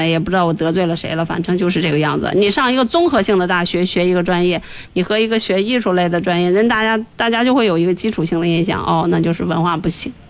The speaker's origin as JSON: {"language": "Chinese", "country": "China", "said": "因为我们中国人多嘛。"}